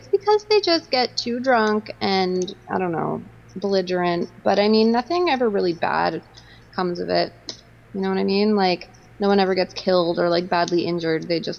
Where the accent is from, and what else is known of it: Canada